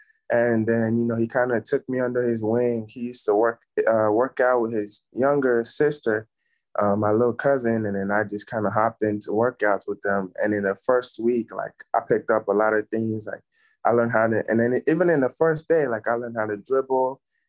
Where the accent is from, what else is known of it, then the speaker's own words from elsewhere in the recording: Nigeria; But back home, like my first time even seeing a basketball like court, it was I was staying at this hotel